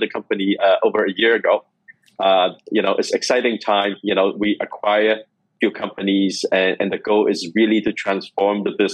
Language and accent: English; Hong Kong; moved away as an adult; also born or lived in Canada / United States / Beijing; I'm from Hong Kong. I grew up in Hong Kong.